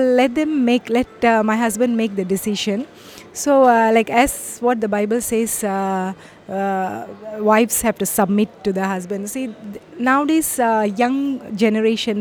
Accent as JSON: {"language": "English", "country": "India", "moved": "as an adult", "lives_now": "Malaysia", "said": "I'm from India, but I'm settled in Malaysia now. For the past 25 years"}